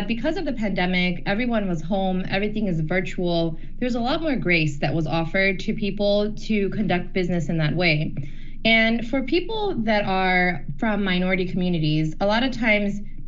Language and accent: English; Detroit, Michigan, United States; growing up in Metro Detroit